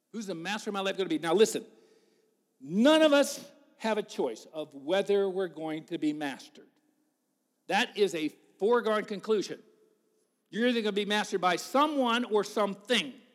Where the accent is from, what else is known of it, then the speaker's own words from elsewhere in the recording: United States; I told him the U S